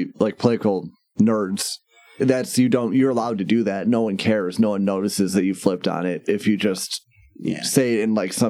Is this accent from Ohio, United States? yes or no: yes; Ohio, United States; born or raised there; moved away